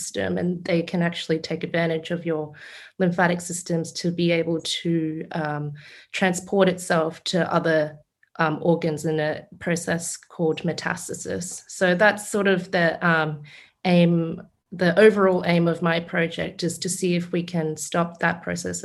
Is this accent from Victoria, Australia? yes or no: no; Brisbane, Queensland, Australia; I grew up in Brisbane